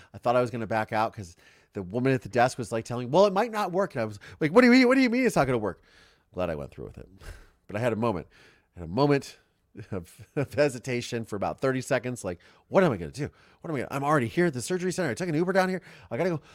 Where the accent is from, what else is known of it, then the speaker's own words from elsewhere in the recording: Ohio, United States; I am from Ohio, but, which is the Midwest